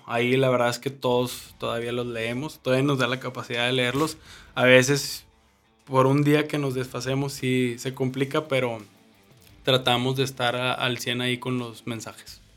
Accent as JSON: {"language": "Spanish", "region": "northern Mexico", "country": "Mexico", "said": "somos el norte de México"}